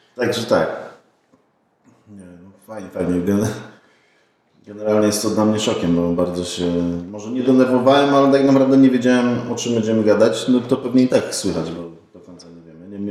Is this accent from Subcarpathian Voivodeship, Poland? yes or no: no; Poznań, Greater Poland, Poland; pochodzę z Poznania.